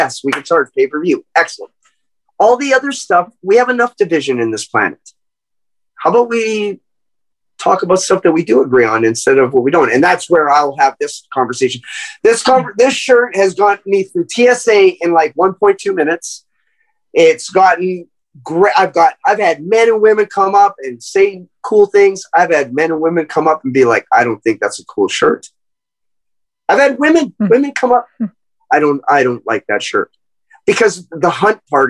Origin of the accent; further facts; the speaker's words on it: Canada; I'm from Canada